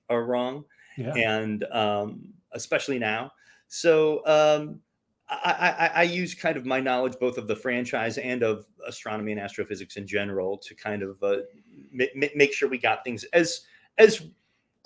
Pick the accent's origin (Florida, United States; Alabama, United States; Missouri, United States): Missouri, United States; St. Louis; moved away as an adult; also born or lived in Texas; now in Los Angeles, United States; I grew up in St. Louis, Missouri